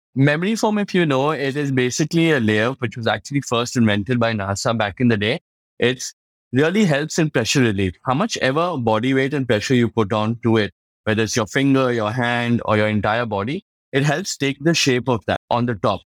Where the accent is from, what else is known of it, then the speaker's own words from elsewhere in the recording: Kolkata, West Bengal, India; I was from Calcutta, we had a main warehouse there